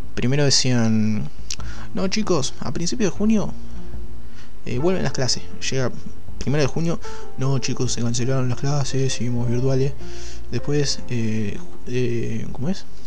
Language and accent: Spanish; Chivilcoy, Buenos Aires Province, Argentina; en Chivilcoy, que es mi ciudad natal